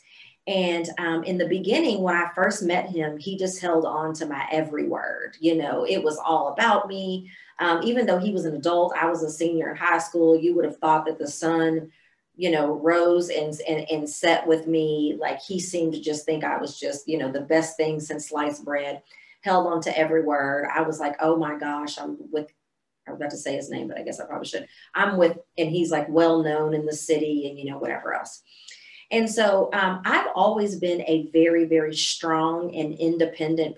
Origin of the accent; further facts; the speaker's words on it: Central Illinois, United States; moved away as an adult; also born or lived in Mississippi; now in Texas, United States; I was born and raised in Central Illinois